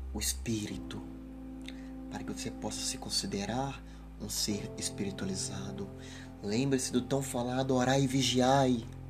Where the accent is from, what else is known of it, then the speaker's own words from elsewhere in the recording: Ubá, Minas Gerais, Brazil; no município de Ubá, na zona da Mata Mineira, onde nasci, cresci e vivo